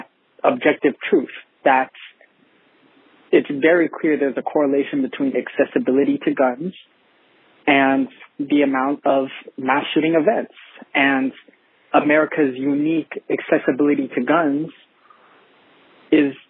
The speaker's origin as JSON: {"language": "English", "country": "Canada", "said": "I'm from Canada"}